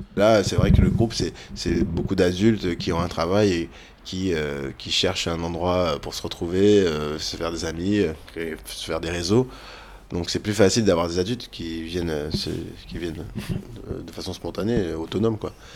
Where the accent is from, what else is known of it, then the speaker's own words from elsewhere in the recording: France; je suis français